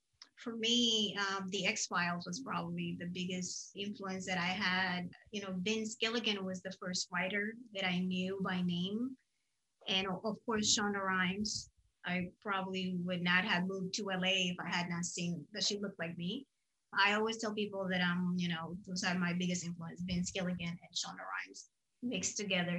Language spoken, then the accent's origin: English; Puerto Rico; English is a second language; also born or lived in Dominican Republic; being in Puerto Rico, you know, I was born in the Dominican Republic and I lived in Puerto Rico.